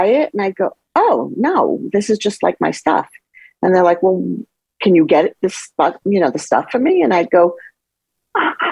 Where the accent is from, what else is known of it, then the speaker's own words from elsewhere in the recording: suburb outside of Manhattan, New York, United States; also born or lived in The Bronx, New York; I was born in the Bronx, but I was raised in a suburb outside of Manhattan, like 30 miles outside of Manhattan